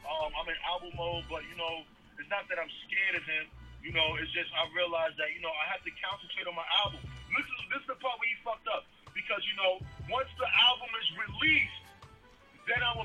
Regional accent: New York City, New York, United States; also born or lived in Bronx / Florida; I moved to Staten Island. I moved to West Brighton. Then I lived in Port Richmond. I grew up in Port Richmond

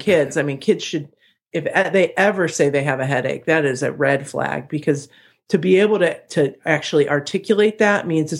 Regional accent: Chicago, Illinois, United States; so, you know, I'm from Chicago.

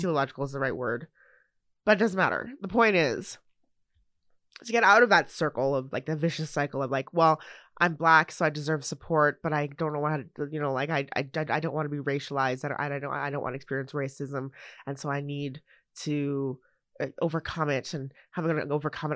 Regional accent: Canada; I'm a Canadian citizen, born here, raised here, living in the place where I was born and raised in this country

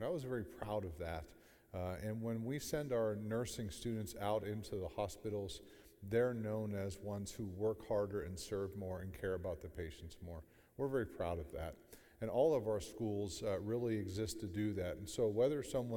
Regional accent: Sebring, Ohio, United States; I'm from Sebring, Ohio, outside of Alliance

